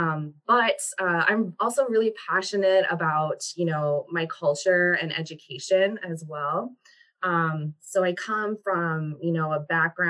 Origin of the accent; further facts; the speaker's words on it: Minneapolis, Minnesota, United States; now in Seattle, United States; I am from Minnesota. I come from the urban Indian Twin Cities, Minnesota community